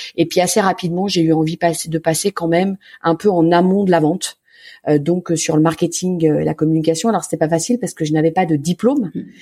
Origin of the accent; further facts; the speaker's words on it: Lyon, Auvergne-Rhône-Alpes, France; j'ai grandi à Lyon, dans un très joli quartier qui est un peu un village dans la ville qui s'appelle le Point du Jour.